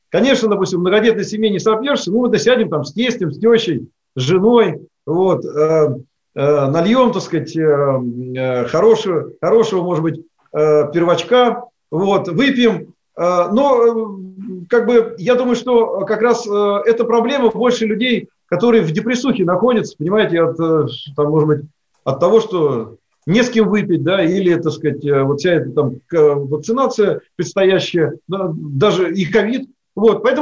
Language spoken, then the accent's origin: Russian; Ivanovo Oblast, Russia; поскольку моя родина Ивановской области э, и плюс мой родной город, то есть я там не турист с наездом